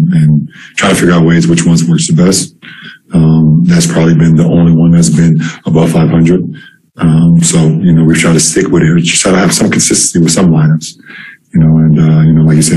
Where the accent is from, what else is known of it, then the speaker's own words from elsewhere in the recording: Akron, Ohio, United States; my hometown of Akron